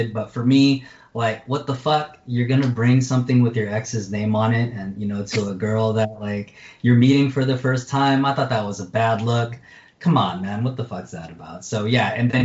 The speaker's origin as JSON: {"language": "English", "country": "United States", "said": "I'm American. I stick out even in my home country of the Philippines"}